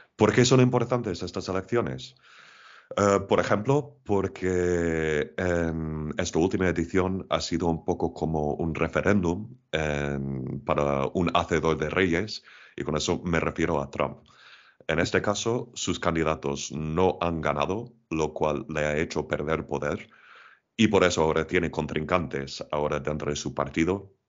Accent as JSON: {"language": "Spanish", "town": "Portland", "region": "Oregon", "country": "United States", "tie": "born or raised there", "also_born_or_lived": "Spain", "moved": "as an adult", "lives_now": "Madrid, Spain", "said": "Yo nací en los Estados Unidos, en la costa oeste, concretamente en, la ciudad de Portland, pero ya llevo casi 20 años en España"}